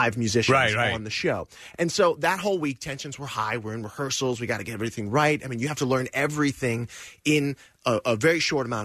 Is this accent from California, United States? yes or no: no; Georgia, United States; I was born in Georgia